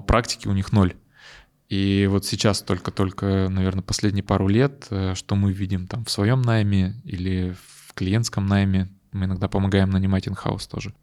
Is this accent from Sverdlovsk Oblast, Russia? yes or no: yes; Yekaterinburg, Sverdlovsk Oblast, Russia; Мы родом из Екатеринбурга